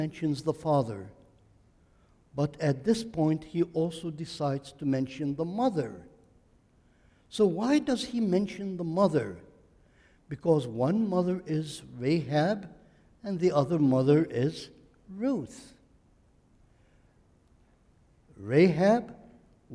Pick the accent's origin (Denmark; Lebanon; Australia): Lebanon; now in United States; I am Lebanese